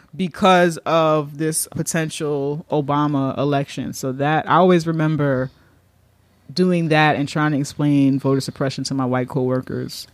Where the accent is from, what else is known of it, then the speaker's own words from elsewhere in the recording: New York, United States; as a New Yorker